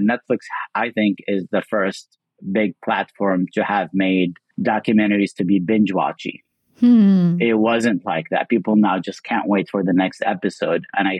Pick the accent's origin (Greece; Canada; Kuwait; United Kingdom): Kuwait; Well, as a Muslim growing up in Kuwait post 9/11, I just thought